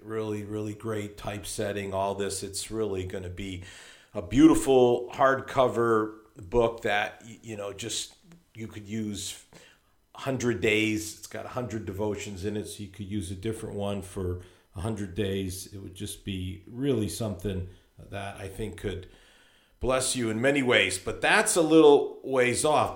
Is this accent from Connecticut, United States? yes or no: yes; Hartford, Connecticut, United States; I come from Hartford, Connecticut, which is almost exactly equidistant between New York and Boston